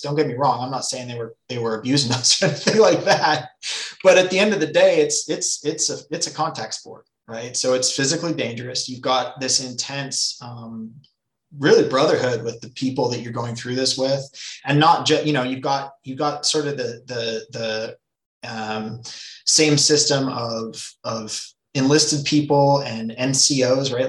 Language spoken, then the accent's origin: English; Nelson, British Columbia, Canada; moved away; I grew up in British Columbia, a small town called Nelson